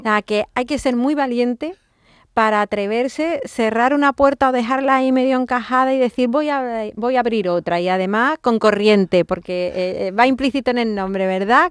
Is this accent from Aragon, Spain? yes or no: no; Andalusia, Spain; en esta gran comunidad, la nuestra, Andalucía